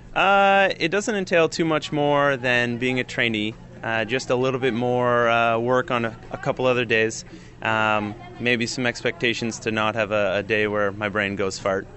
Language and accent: English; Ontario, Canada; accent: Canadian; I'm from Ontario and just have always been around the lakes